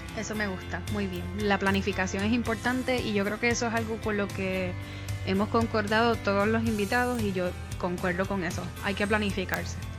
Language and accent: Spanish; Puerto Rico; moved away; yo que soy puertorriqueña